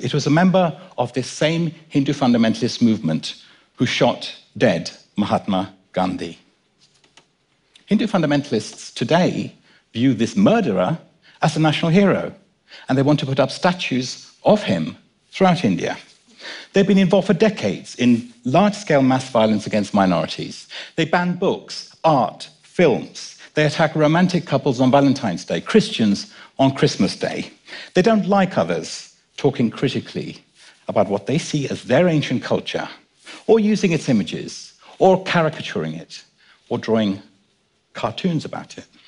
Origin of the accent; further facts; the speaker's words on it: London, United Kingdom; also born or lived in Kenya; My dad and I were born in Kenya, and I was brought up in London